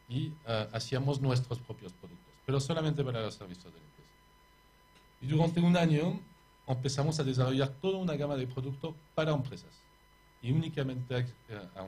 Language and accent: Spanish; Paris, Île-de-France, France; born there; accent: French; Spanish is a second language; moved away; Sí, de París, sí. Nacido en París.